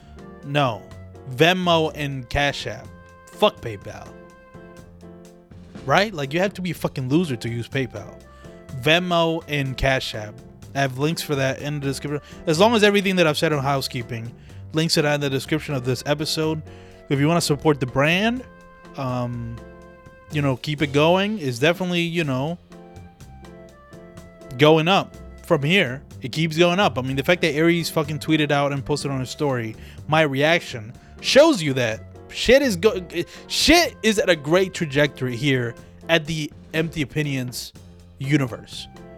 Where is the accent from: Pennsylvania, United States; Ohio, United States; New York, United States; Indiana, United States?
Pennsylvania, United States; Philadelphia; but fuck it, I'm from Philly, let me play some Philly shit for you